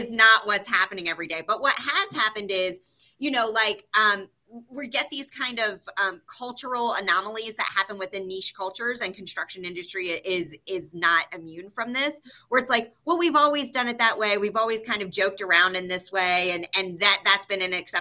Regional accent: the South, United States; moved away; I am originally from the South, so I am a big like honey, sweetie, like all of that kind of stuff naturally as a part of my language.

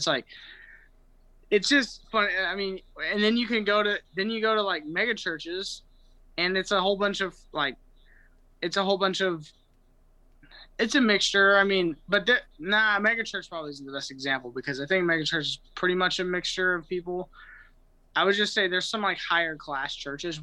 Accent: Austin, Texas, United States; I'm from Austin, Texas

